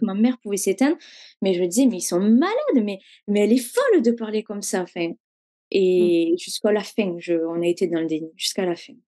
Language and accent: French; Hérault, Occitania, France; now in Toulouse, France; Moi, je viens de l'Hérault